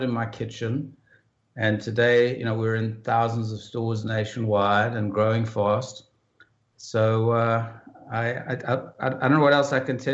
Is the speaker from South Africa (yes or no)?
yes; South Africa; I grew up in South Africa, and I grew up during some of the worst years of apartheid